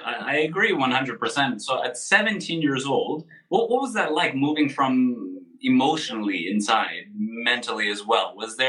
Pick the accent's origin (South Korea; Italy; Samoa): Italy; Sicily; I'm from Italy, more specifically Sicily